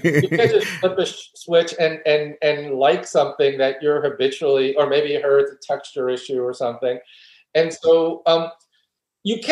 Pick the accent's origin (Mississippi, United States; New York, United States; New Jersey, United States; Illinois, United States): New York, United States; New York City; I grew up in New York City and you know, came to maturity in New York City